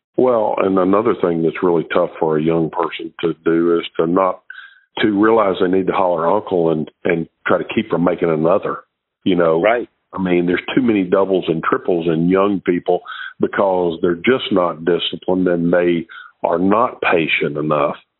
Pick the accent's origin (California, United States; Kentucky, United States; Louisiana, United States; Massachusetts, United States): Louisiana, United States; Shreveport; I was from Shreveport, Louisiana